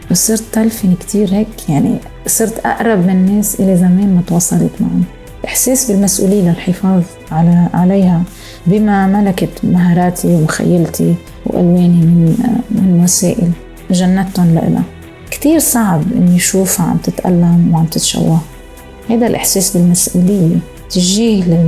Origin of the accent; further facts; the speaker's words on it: Beirut, Beirut Governorate, Lebanon; moved away as an adult; also born or lived in Montreal, Canada; لأنها هي مدينتي ومدينة أهلي وجدودي